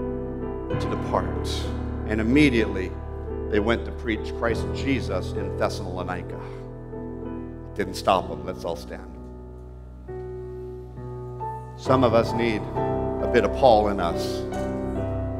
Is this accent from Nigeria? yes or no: no; Canada; I'm a Canadian, don't get me wrong. I love my country. I fight for this country.